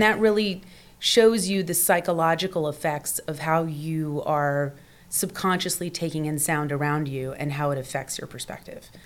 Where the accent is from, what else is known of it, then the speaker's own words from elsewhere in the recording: Portsmouth, Virginia, United States; moved away as an adult; also born or lived in Washington, D.C.; now in Los Angeles, United States; I grew up in Portsmouth, Virginia, mm-hmm. in a little southern town.